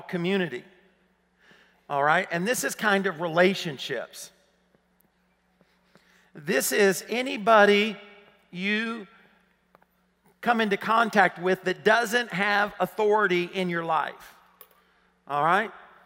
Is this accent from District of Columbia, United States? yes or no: no; Arkansas, United States; accent: southern; moved away as an adult; I grew up in Arkansas. And I assumed she was hearing my southern accent.